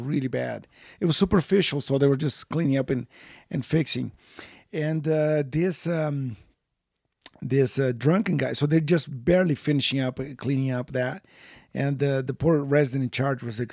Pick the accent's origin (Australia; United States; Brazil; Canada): Brazil; moved away; I grew up in Brazil